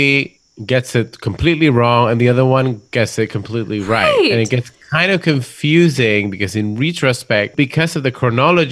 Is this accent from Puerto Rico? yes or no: yes; Puerto Rico; moved away; Puerto Rico because I miss my hometown